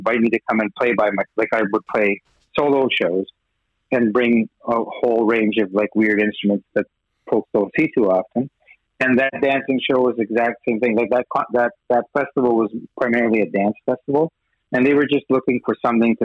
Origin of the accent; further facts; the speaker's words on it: Winnipeg, Manitoba, Canada; accent: Western Canadian; now in Edmonton, Canada; I grew up actually in Winnipeg, so I lived in Manitoba and then later in Edmonton